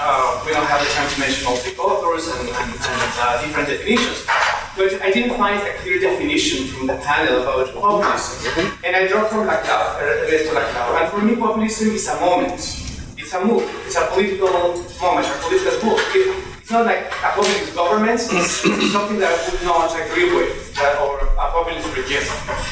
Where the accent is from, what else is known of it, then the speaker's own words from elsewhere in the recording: Mexico; now in Canada; I'm originally from Mexico, and I draw a lot from Latin America